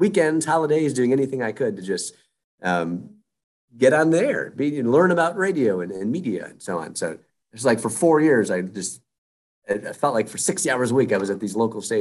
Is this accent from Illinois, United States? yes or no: yes; Chicago, Illinois, United States; moved away as an adult; also born or lived in Bloomington, Indiana / Washington, D.C. / Cincinnati / Nashville, Tennessee; I grew up in the Chicago suburbs